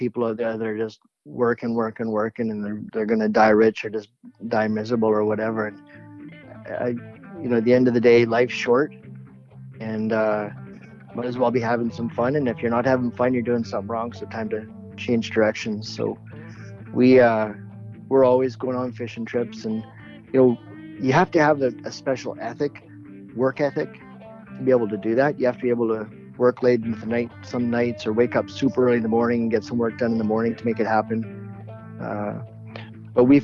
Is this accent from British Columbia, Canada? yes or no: yes; Vancouver Island, British Columbia, Canada; also born or lived in Kootenays, British Columbia; I grew up mostly on Vancouver Island.